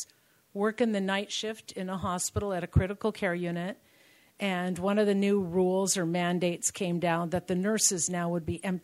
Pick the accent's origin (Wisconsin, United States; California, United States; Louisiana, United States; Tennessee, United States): California, United States; Covina; I'm from Covina